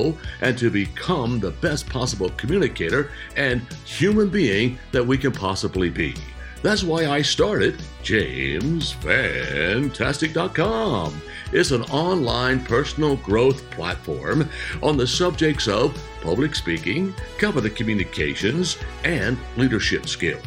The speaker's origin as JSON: {"language": "English", "country": "United States", "tie": "born or raised there", "said": "I'm an American citizen. I was born right here. In fact, I can sit here in my backyard and look about 200 yards from here into the bedroom window that I was born"}